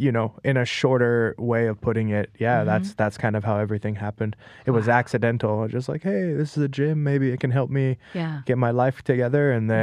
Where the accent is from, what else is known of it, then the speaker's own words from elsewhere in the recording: Las Vegas, Nevada, United States; also born or lived in Los Angeles / Thailand; now in New York, United States; I was born in Los Angeles, but at a very young age, we moved to Las Vegas.